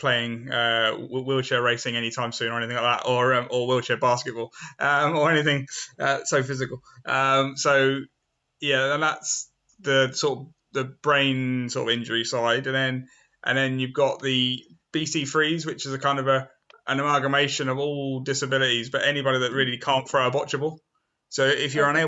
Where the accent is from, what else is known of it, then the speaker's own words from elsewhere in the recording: Southampton, South East England, United Kingdom; also born or lived in Eastleigh; I was at a special school in Southampton because I was born in Southampton, and I went to a special school there